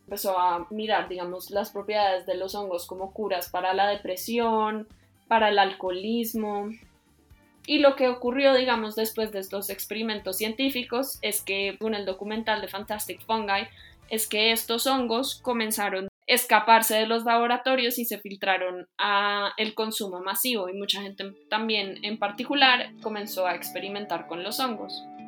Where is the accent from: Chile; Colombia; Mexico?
Colombia; Soy colombiana de ascendencia libanesa y soy politóloga